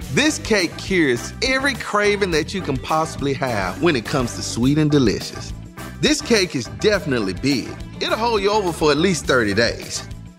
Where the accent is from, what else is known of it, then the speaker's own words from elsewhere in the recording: Midwest, United States; I like flour because I'm from the Midwest, and that's how we roll.